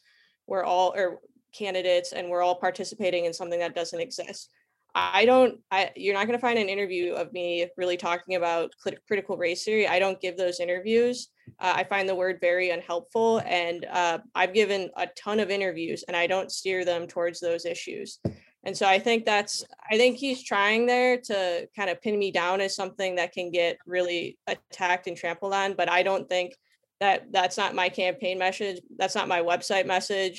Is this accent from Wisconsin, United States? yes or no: yes; Wisconsin, United States; also born or lived in Texas; now in San Diego, United States; I am a proud Wisconsin native